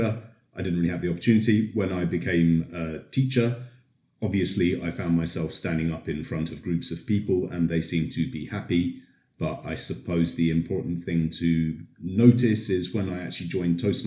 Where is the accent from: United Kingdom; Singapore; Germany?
United Kingdom; moved away as an adult; now in Poland; I've been here in Poland for more than 20 years, so maybe that makes me an honorary Pole, but I'm originally from Britain